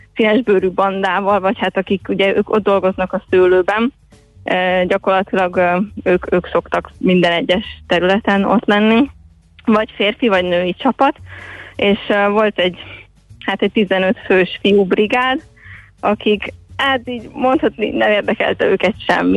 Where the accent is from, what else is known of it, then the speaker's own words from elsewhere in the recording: Little Hungarian Plain, Hungary; Kisalföldön nőttem fel